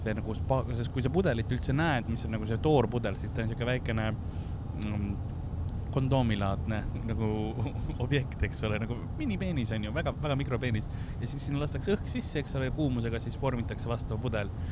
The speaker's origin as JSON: {"language": "Estonian", "town": "Tallinn", "region": "Harju County", "country": "Estonia", "tie": "born or raised there", "said": "meil oli yeah. Soome televisioon ka Tallinnas ja siis ma õppisin soome keele"}